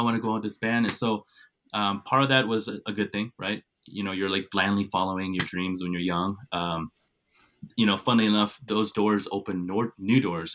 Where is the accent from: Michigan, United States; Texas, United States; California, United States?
California, United States; Cupertino; also born or lived in Santa Clara / South Korea; we moved to a town called Cupertino